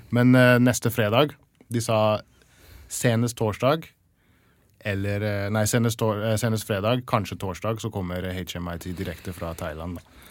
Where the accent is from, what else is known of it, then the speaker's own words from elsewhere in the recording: England, United Kingdom; Norwegian is a second language; now in Norway; jeg er oppvokst i England, England